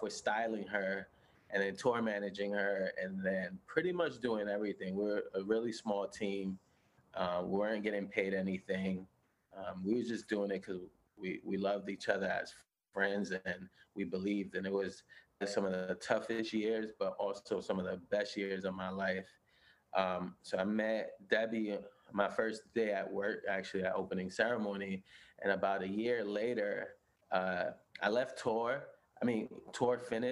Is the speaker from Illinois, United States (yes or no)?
no; New York City, New York, United States; moved away as an adult; now in Los Angeles, United States; I was born and raised in Brooklyn, in Bushwick, and I moved to LA in 2014